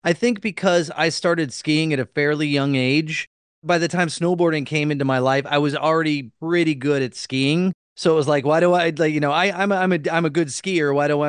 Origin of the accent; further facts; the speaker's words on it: Midwest, United States; I grew up in the Midwest